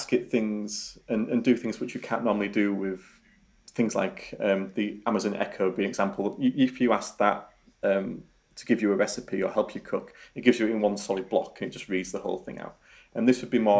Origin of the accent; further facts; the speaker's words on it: Yorkshire and the Humber, United Kingdom; accent: Yorkshire; my Yorkshire accent